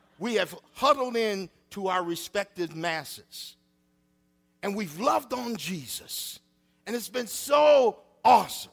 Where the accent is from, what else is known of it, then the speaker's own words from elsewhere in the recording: Freeport, Illinois, United States; I grew up on Madison Street in Freeport, Illinois.